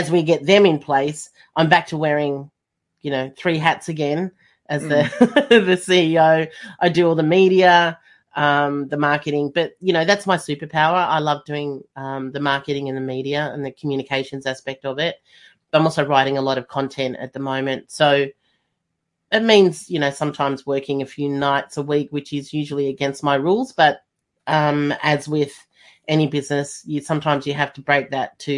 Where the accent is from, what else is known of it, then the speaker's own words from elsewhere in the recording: Melbourne, Victoria, Australia; I'm from Melbourne, and Melbourne was the most lockdown city in the world.